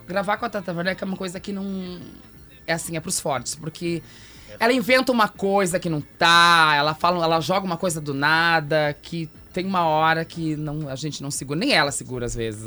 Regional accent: Santo Ângelo, Rio Grande do Sul, Brazil; moved away as an adult; now in Porto Alegre, Brazil; sou de Santo Ângelo.

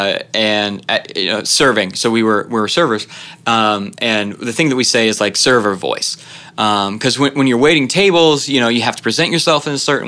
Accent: Kansas City, United States; growing up in Kansas City

